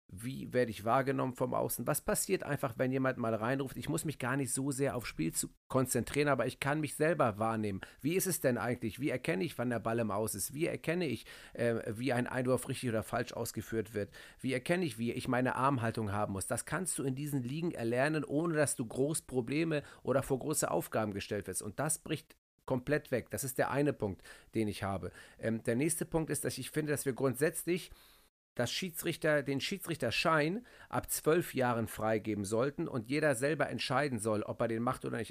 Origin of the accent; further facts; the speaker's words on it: Hamburg, Germany; bei uns in Hamburg